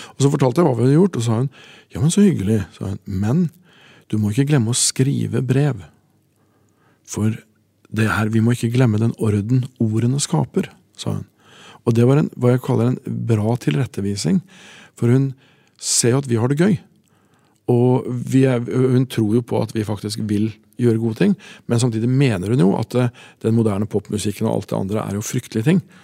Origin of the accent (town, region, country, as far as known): Tangen, Innlandet, Norway; born or raised there